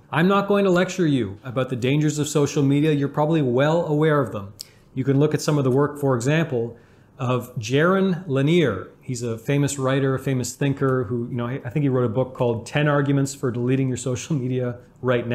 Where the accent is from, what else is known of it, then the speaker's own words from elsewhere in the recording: Canada; I'm Canadian. I love hockey because I'm Canadian